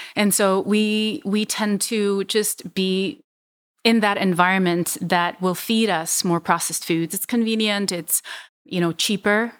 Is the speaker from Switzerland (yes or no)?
yes; Switzerland; English is a second language; moved away as an adult; also born or lived in Vietnam / Hong Kong; now in United States; And so I ended up in Switzerland for most of my childhood. I moved to the United States officially when I was nineteen